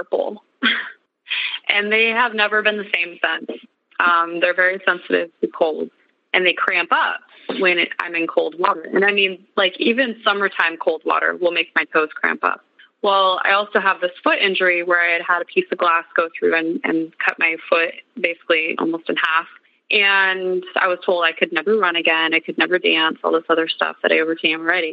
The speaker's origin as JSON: {"language": "English", "region": "Montana", "country": "United States", "said": "I'm from Montana."}